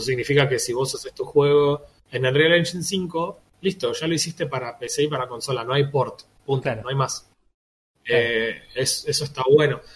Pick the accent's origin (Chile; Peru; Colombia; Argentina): Argentina; somos también argentinos